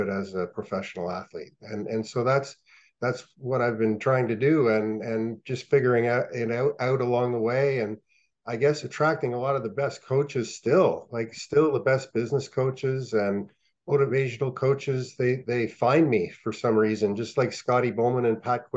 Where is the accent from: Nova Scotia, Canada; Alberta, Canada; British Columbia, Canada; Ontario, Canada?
Ontario, Canada; Ottawa; I grew up on the Ottawa River. And across the street from my house was the outdoor rink on Grandview Road in Ottawa